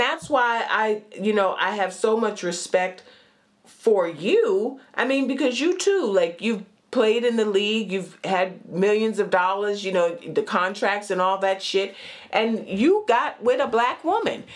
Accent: White Plains, New York, United States; also born or lived in Brooklyn, New York / Manhattan, New York / Bronx, New York; White Plains, New York

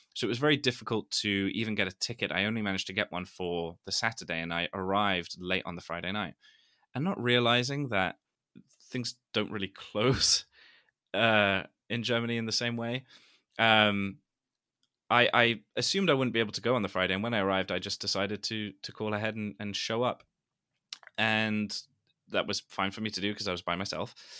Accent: London, United Kingdom; I am from London

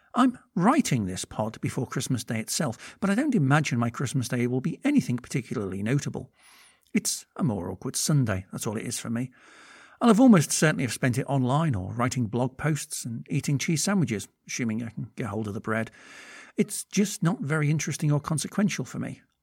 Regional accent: United Kingdom; I'm British

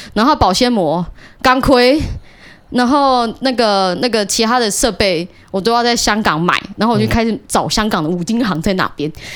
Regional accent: Taiwan; 我是台湾人

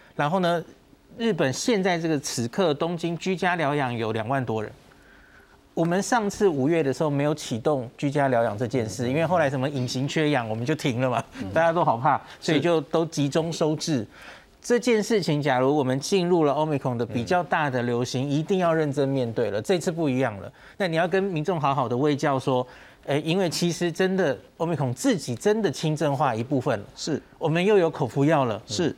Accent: Taiwan; 我们台湾人

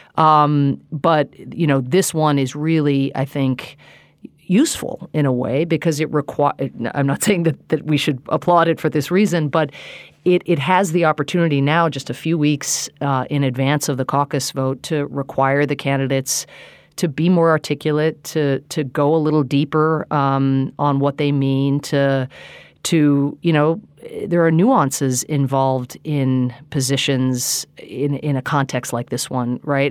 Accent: United States; as an American

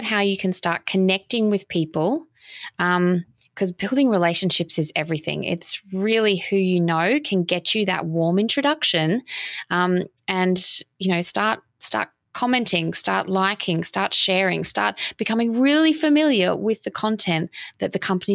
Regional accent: Australia; accent: Australian; I sound very Australian

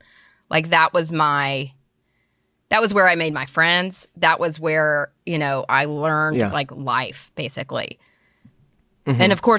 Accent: Birmingham, Alabama, United States; now in Nashville, United States; I'm from Birmingham, Alabama, originally.

